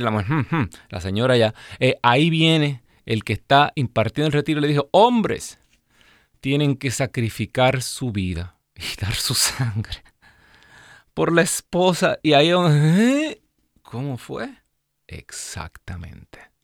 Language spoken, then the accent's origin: Spanish; Ciales, Puerto Rico; cuando yo estaba en primer grado, imagínese, de las hijas de María Auxiliadora, allá en, en el colegio de mi pueblo de Ciales, Puerto Rico